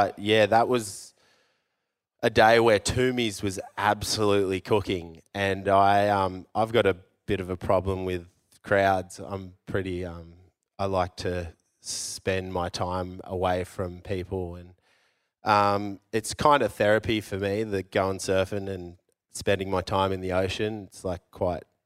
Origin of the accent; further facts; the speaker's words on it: Yallingup, Western Australia, Australia; I grew up in Yelling Up, so I have like a huge, like I'm native.